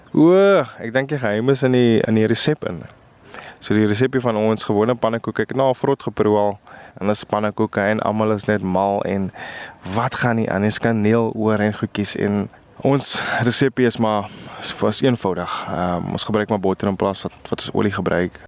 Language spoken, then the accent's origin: Afrikaans; Paarl, Western Cape, South Africa; ons kom nog van die Parel af en van die, van die Weskaap af ek imagine ons Weskaapers